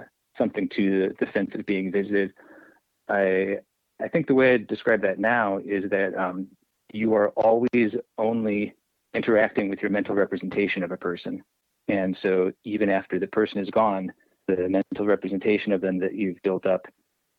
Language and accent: English; Indiana, United States; also born or lived in Pittsburgh; I grew up in Indiana